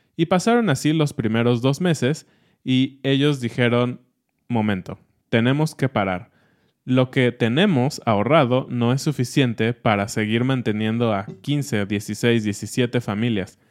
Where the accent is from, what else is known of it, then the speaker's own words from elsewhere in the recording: Mexico; somos mexicanos